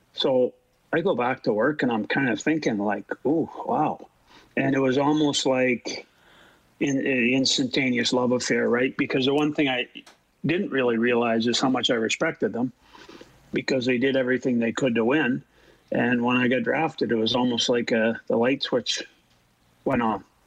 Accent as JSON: {"language": "English", "country": "Canada", "said": "being Canadian"}